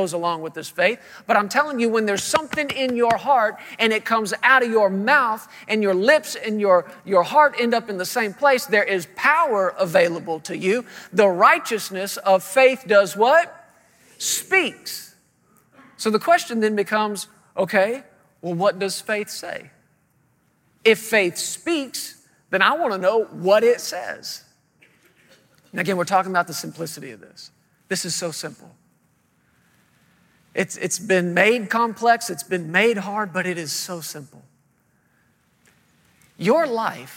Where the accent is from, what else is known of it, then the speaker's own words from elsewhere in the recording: Fort Worth, Texas, United States; moved away as an adult; now in Woodland Park, United States; we're originally from the Fort Worth, Texas area.